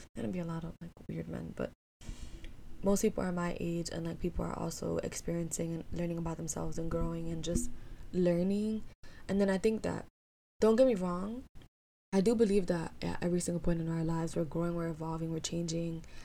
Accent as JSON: {"language": "English", "town": "New York City", "region": "New York", "country": "United States", "tie": "born or raised there", "also_born_or_lived": "Ithaca", "said": "I love being in New York City. I love growing up here"}